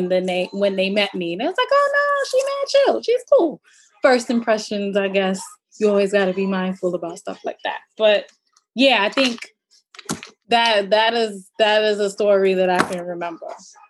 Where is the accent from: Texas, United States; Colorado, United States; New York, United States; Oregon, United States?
New York, United States; Brooklyn; Oh, I'm from Brooklyn.